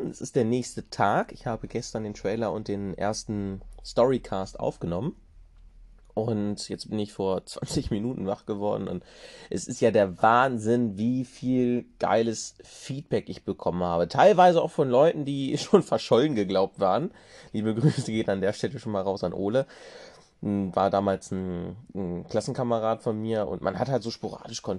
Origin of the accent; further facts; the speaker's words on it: Hannover, Lower Saxony, Germany; born there; also born or lived in Rinteln; ich bin ursprünglich in Hannover geboren, meine Eltern hatten sich damals schon mal getrennt und dann bin ich irgendwann, weil meine Mutter einen neuen im Internet kennengelernt hat, bin ich dann nach Rinteln gezogen